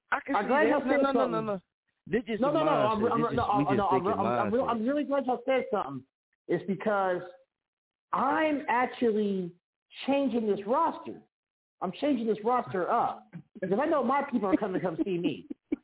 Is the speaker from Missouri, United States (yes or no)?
yes; Kansas City, Missouri, United States; also born or lived in Las Vegas; I came home to Kansas City